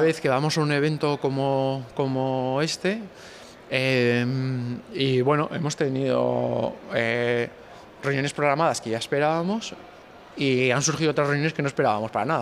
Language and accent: Spanish; Santander, Cantabria, Spain; also born or lived in Barcelona; el núcleo de duro somos de Santander